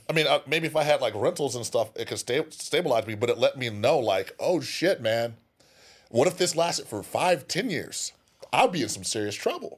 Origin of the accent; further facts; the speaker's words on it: California, United States; I'm from there too